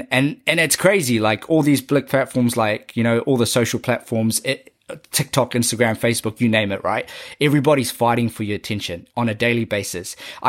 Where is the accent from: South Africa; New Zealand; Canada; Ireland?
New Zealand; Auckland; me growing up in South Auckland, how it sort of narrated an idea and a concept in my brain